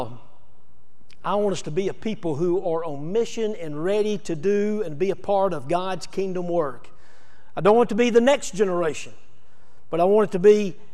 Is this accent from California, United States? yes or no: no; Alabama, United States; I'm from Alabama